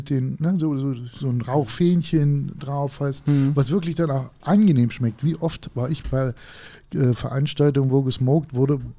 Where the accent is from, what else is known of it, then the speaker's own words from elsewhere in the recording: Thuringia, Germany; Und ähm, bin da als Thüringer, habe ich eigentlich gedacht, ich kann grillen.